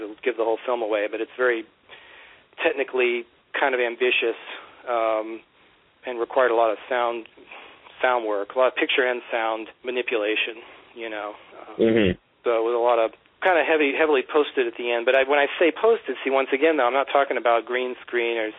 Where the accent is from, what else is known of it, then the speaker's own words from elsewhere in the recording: Virginia Beach, Virginia, United States; moved away; when I was growing up in Virginia Beach, shooting things on Hi-8 with my friends